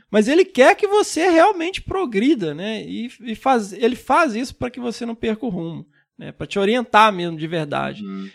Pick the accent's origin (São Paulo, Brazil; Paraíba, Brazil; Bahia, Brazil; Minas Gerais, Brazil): Minas Gerais, Brazil; quando eu era criança lá em Minas